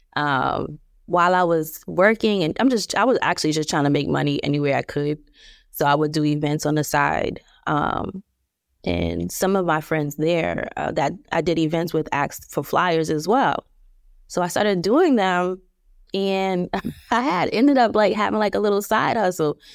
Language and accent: English; Plainfield, New Jersey, United States; I'm from New Jersey, uh, Plainfield, New Jersey, to be exact.